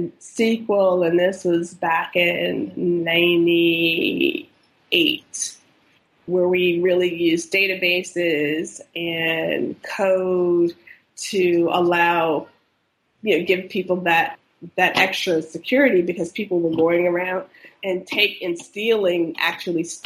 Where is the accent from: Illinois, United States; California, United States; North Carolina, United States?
North Carolina, United States; close to the Outer Banks; I grew up in North Carolina, close to the Outer Banks